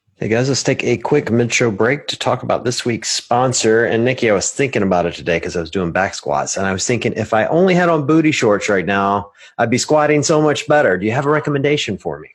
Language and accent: English; Mississippi, United States; I was born in Mississippi